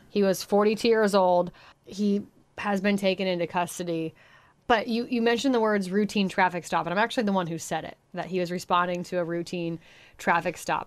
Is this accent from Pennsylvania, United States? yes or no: yes; Union City, Pennsylvania, United States; moved away; my hometown of Union City, Pennsylvania